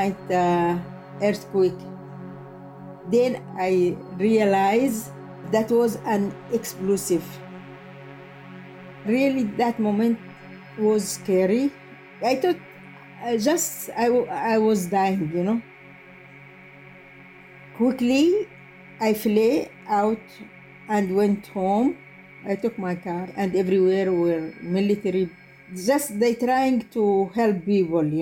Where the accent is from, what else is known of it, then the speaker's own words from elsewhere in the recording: South Yemen, Yemen; English is a second language; moved away as an adult; I'm myself from South Yemen